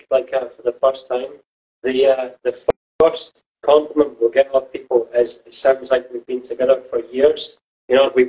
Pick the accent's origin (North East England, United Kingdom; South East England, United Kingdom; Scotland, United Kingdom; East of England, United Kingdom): Scotland, United Kingdom; Dundee; now in Glasgow, United Kingdom; I'm also from Dundee as well, but now living in Glasgow.